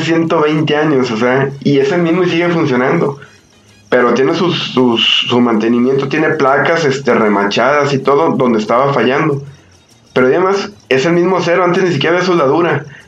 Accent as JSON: {"language": "Spanish", "country": "Mexico", "tie": "born or raised there", "said": "yo vivo aquí cerca de Plaza México. Yo cuando era niño, aquí en Plaza México"}